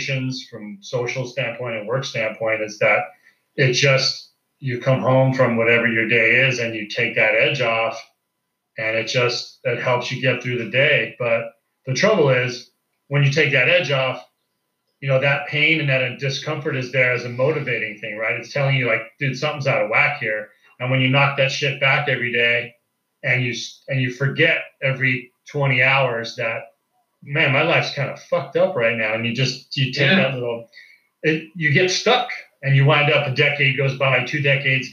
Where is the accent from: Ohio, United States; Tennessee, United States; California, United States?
California, United States; Central Valley of; I grew up in Central Valley of California, kind of landlocked